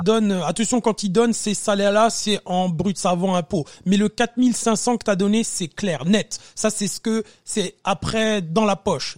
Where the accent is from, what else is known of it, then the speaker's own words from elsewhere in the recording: France; moved away as an adult; now in Canada; ça fait un petit moment que j'ai quitté la France